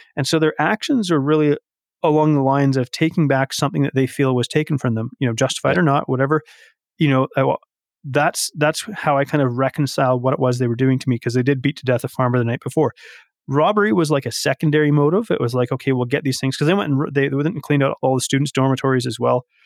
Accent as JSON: {"language": "English", "area": "Vancouver Island", "region": "British Columbia", "country": "Canada", "moved": "yes", "lives_now": "Alberta, Canada", "said": "I live in Alberta, but I'm not a native Albertan. I'm, I'm from the West Coast. I'm from Vancouver Island."}